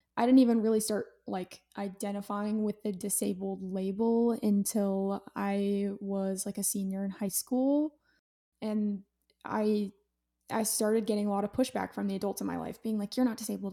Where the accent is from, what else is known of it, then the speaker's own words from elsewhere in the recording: Utah, United States; I'm from Utah